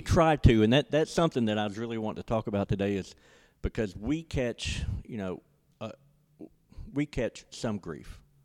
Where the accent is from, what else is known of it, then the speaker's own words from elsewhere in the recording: Ocean Springs, Mississippi, United States; moved away as an adult; also born or lived in Starkville, Mississippi; now in Tupelo, United States; I'm originally from Ocean Springs